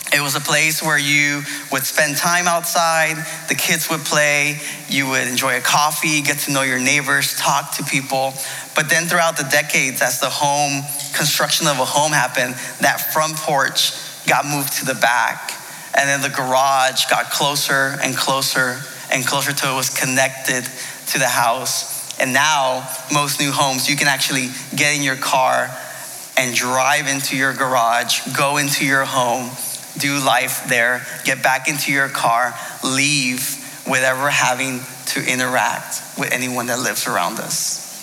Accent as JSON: {"language": "English", "country": "United States", "tie": "born or raised there", "said": "I'm Mexican. My parents are from Mexico. I was born here in the States, but I still, uh, I'm Mexican American"}